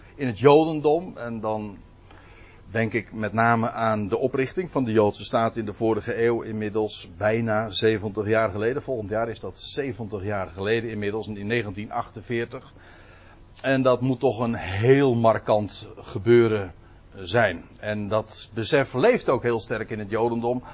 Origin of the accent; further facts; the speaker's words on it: South Holland, Netherlands; Zuid-Holland. Maar daar hoor ik zelf dus bij